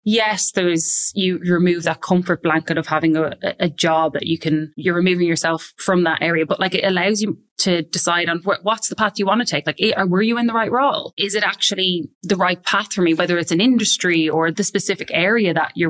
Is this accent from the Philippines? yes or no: no; Ireland; moved away as an adult; also born or lived in London; now in Sydney, Australia; I'm obviously Irish